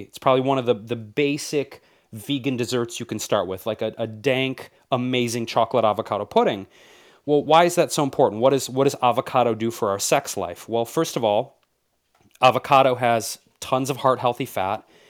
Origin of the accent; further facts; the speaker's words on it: Detroit, Michigan, United States; moved away; growing up in Detroit, which always has my heart as my home city